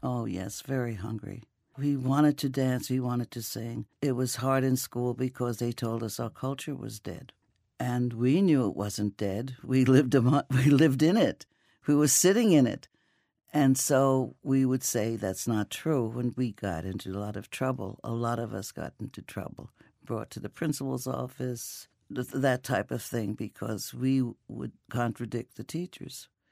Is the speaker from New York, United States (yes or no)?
yes; New York City, New York, United States; I grew up, uh, in an Italian neighborhood, a native in an Italian neighborhood in Brooklyn.